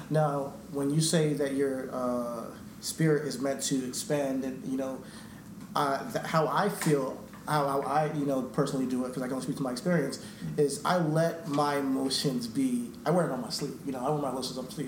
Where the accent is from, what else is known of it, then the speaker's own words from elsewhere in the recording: New York, United States; we're, we're, from, New York